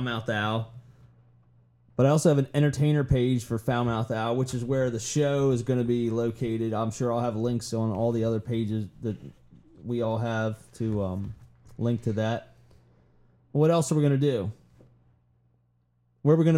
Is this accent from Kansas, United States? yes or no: no; Baltimore, Maryland, United States; as a kid growing up in the Baltimore Civic Center